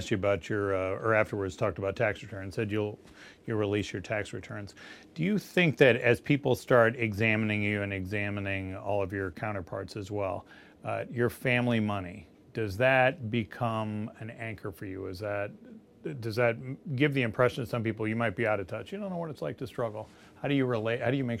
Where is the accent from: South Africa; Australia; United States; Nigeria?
United States; Texas; So as another Texan, where's your loyalty there, big oil or renewables?